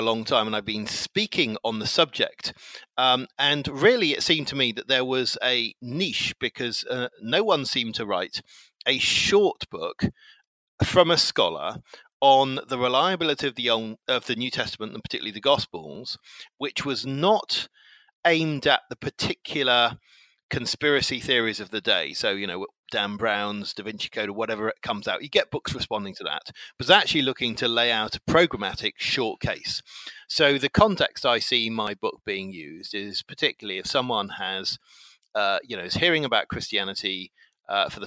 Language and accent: English; England, United Kingdom; I'm 48 and I'm English